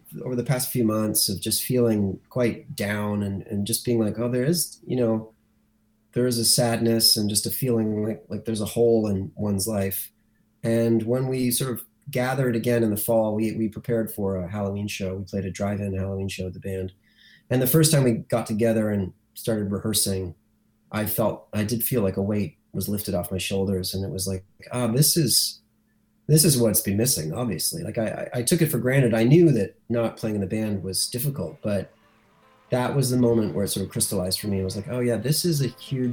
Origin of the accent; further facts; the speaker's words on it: Lindsay, Ontario, Canada; Tyler and I, as you know, growing up in Lindsay, as young boys